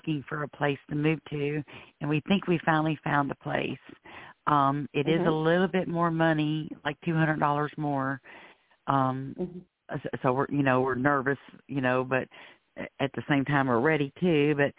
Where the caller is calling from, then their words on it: Florida, United States; I'm calling from Florida.